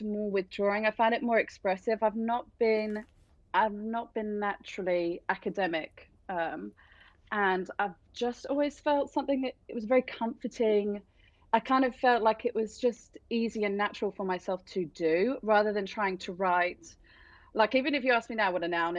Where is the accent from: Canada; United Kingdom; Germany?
United Kingdom; England; Rainy England, that's where I'm from